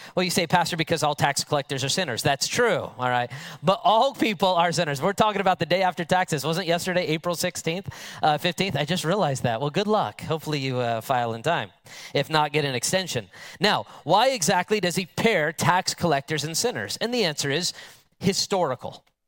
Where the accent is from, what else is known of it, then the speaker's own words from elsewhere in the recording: United States; an American with modern English